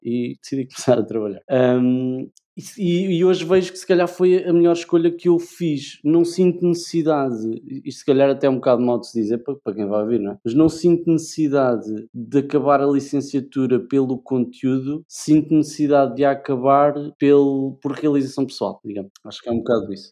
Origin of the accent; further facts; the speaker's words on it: Leiria, Centro, Portugal; nasci em Leiria, sou nascido e criado em Leiria